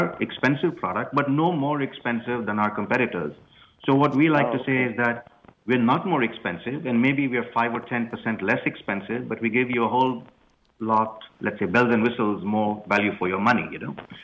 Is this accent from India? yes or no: yes; India; moved away as an adult; now in United States; I grew up in India